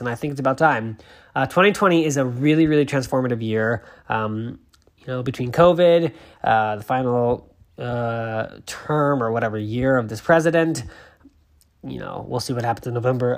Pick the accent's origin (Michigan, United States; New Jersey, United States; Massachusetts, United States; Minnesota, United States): Massachusetts, United States; born or raised there